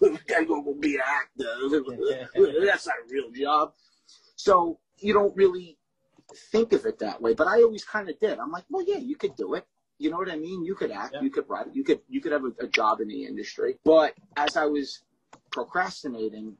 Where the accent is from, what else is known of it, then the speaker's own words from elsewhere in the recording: New York City, New York, United States; moved away as an adult; also born or lived in Red Bank, New Jersey / Matawan, New Jersey; I was in Staten Island from, I would say, at 3 and a half, 4 years old, so I was there about 30 years